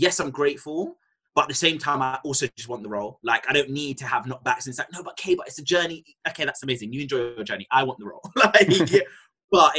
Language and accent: English; London, United Kingdom; I'm from Tottenham. I speak different.